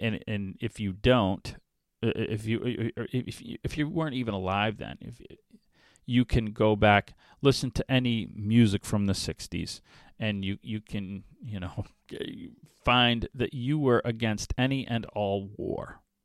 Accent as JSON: {"language": "English", "region": "New England", "country": "United States", "tie": "born or raised there", "moved": "yes", "lives_now": "Waukesha, United States", "said": "I grew up in New England in the seventies and eighties"}